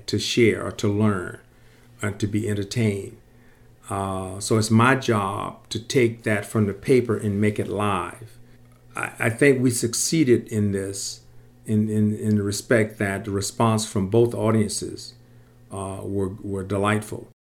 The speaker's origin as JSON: {"language": "English", "town": "Sarasota", "region": "Florida", "country": "United States", "tie": "born or raised there", "said": "I grew up in Sarasota, Florida"}